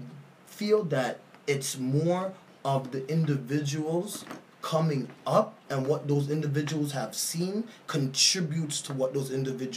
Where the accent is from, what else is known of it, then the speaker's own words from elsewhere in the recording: Canada; I'm a second generation Canadian.